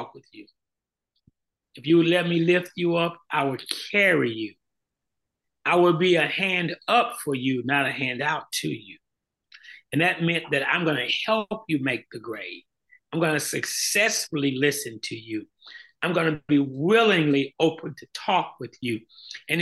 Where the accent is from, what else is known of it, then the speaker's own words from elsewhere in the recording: Montgomery, Alabama, United States; now in Houston, United States; As a young man growing up in Montgomery, Alabama